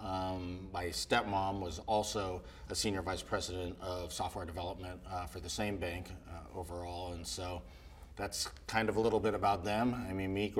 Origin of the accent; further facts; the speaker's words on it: Burlingame, California, United States; also born or lived in San Francisco; now in Southern California, United States; I was born in San Francisco, not too far from here. Grew up in Burlingame